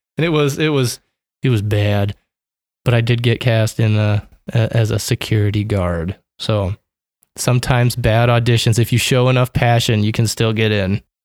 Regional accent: Omaha, Nebraska, United States; Born and raised here in Omaha, Nebraska

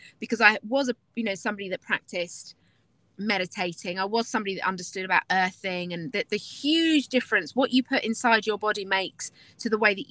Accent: London, United Kingdom; now in Nashville, United States; I am from London originally, but I now live in Nashville, Tennessee

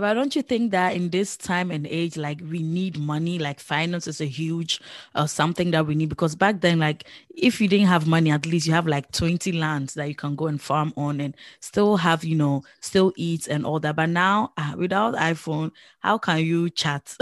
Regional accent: Netherlands; I grew up here in the Netherlands

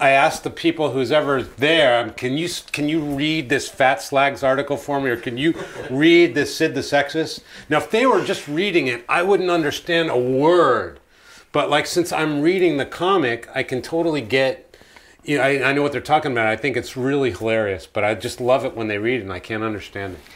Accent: United States; I grew up in America

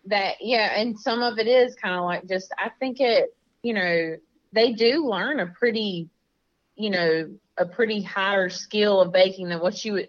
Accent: Florida, United States; I'm from Florida.

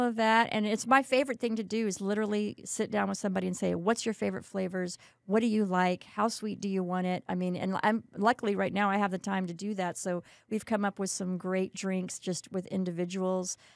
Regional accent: Kerrville, Texas, United States; moved away as an adult; now in San Antonio, United States; I grew up in Kerrville

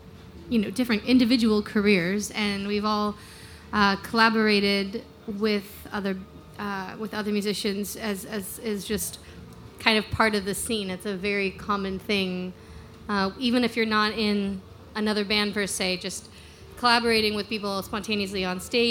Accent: Wimberley, Texas, United States; I grew up in Wimberley, which is a small town just south of Austin

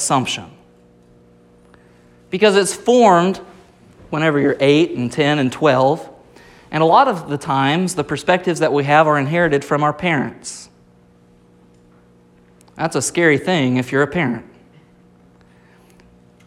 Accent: Rogers, Arkansas, United States; I was born in Rogers, Arkansas, not even remotely close to California.

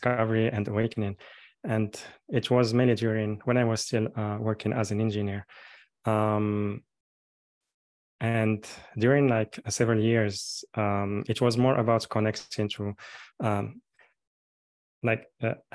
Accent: Morocco; I'm born and raised in Morocco, and I'm calling now from here.

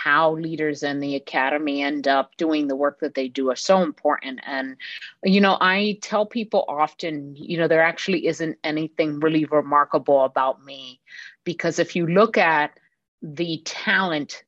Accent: New York City, New York, United States; Three of us were raised, born and raised in Brooklyn, New York, in my neighborhood of Sunset Park.

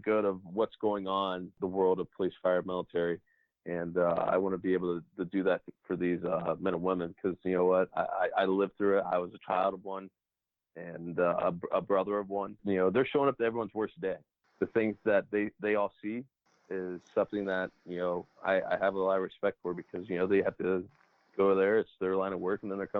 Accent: Cincinnati, Ohio, United States; I was a Reds fan growing up since I grew up in Cincinnati

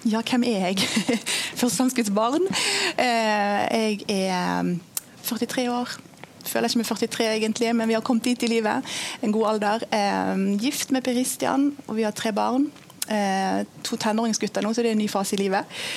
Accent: Indonesia; jeg har vokst opp som misjonærbarn i Indonesia.

